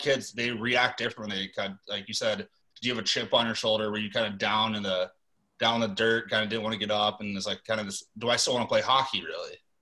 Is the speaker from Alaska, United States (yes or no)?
yes; Alaska, United States; moved away; flying to Alaska is never cheap. It's just such a far distance, and there's only one or two flights a day into my hometown